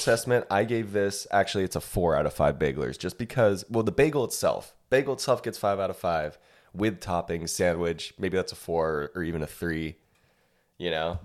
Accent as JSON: {"language": "English", "region": "California", "country": "United States", "moved": "yes", "lives_now": "Austin, United States", "said": "I'm from California originally"}